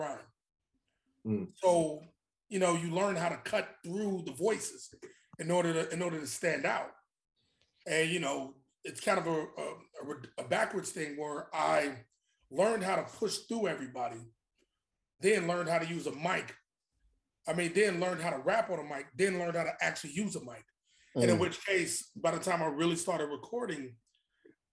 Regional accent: Chicago, Illinois, United States; also born or lived in Queens; now in Brooklyn, United States; growing up in Chicago

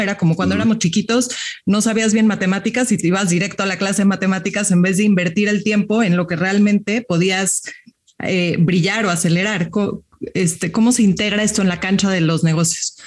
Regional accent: Mexico; como mexicanos y mexicanas

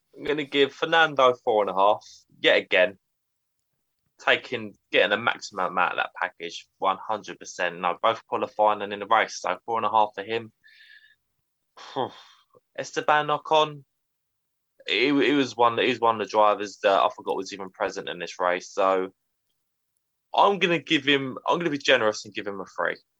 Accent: United Kingdom; as a British Formula One fan

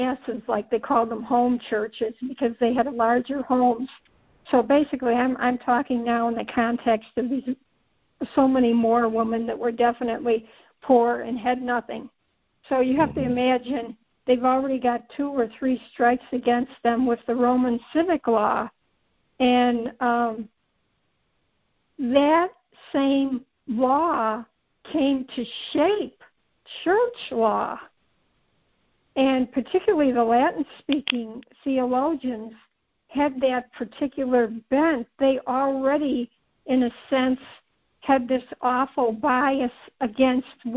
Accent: Ireland; being Irish

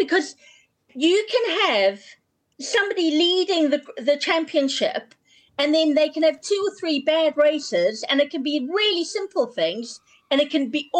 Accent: South Africa; accent: South African; hence my accent, I'm South African

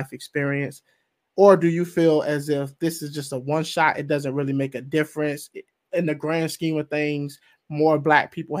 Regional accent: the South, United States; I'm from the South

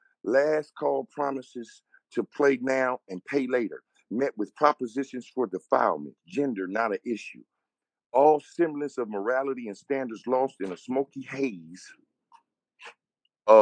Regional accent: Inglewood, California, United States; I'm from California

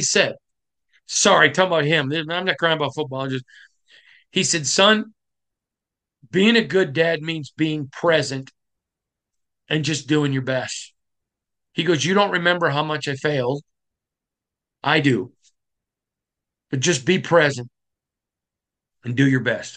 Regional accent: Michigan, United States; I'm from Michigan

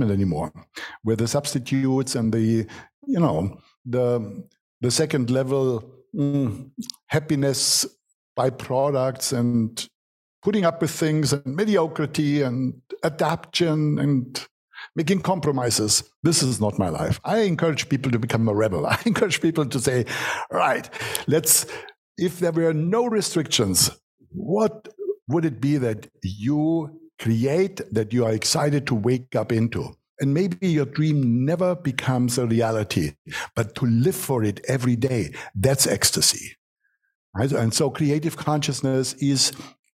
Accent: Germany; accent: German; English is a second language; I'm born in Germany, what you can hear from my accent. We are practical people

